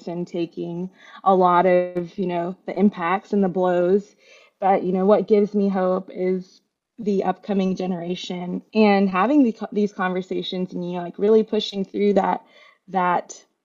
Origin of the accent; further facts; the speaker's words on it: Mississippi, United States; growing up in Mississippi was another big piece of it, because there weren't any Bangladeshi people really around me.